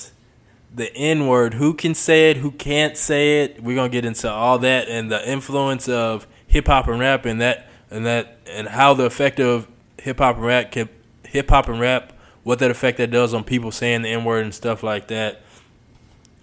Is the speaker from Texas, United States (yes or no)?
yes; Houston, Texas, United States; moved away as an adult; also born or lived in Arkansas; I grew up in Houston. Growing up in Houston